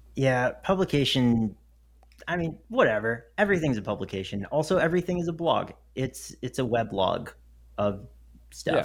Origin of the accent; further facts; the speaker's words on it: the South, United States; I grew up in the South